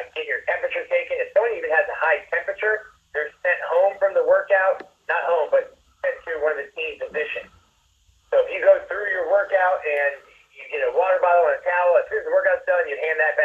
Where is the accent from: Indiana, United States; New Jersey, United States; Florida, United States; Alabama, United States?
Florida, United States; South; I was growing up in South Florida